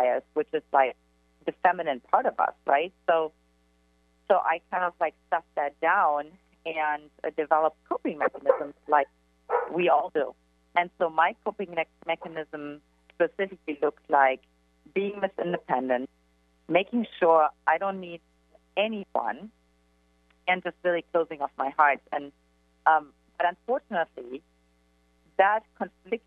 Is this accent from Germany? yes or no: yes; eastern Germany, Germany; English is a second language; now in San Diego, United States; for me, everything started in Eastern Germany, in case you can't detect from my accent.